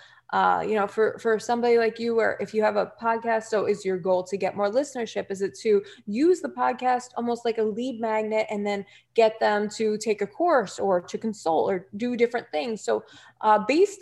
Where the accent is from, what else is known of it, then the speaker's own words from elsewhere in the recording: New Jersey, United States; accent: Jersey; my Jersey accent, I get more comments from people on my Jersey accent